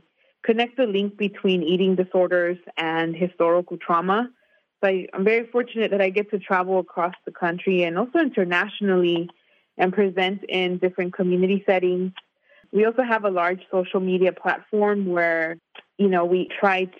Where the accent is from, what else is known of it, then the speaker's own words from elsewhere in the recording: Inland Empire, Southern California, United States; I grew up in Southern California in the Inland Empire, which is an hour south of Los Angeles.